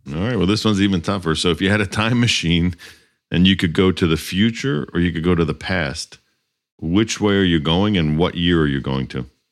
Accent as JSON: {"language": "English", "region": "Northeast", "country": "United States", "tie": "born or raised there", "also_born_or_lived": "Miami", "moved": "yes", "said": "i grew up in the Northeast"}